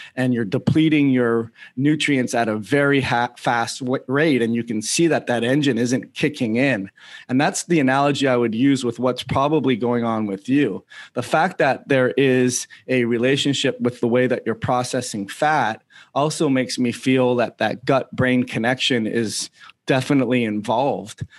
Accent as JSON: {"language": "English", "town": "Toronto", "region": "Ontario", "country": "Canada", "said": "I'm from Toronto too"}